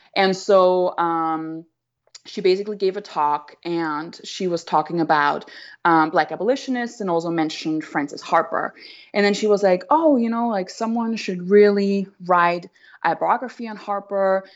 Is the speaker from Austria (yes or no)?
yes; Austria; moved away as an adult; also born or lived in Vienna; now in United States; I'm obviously white, I'm from Austria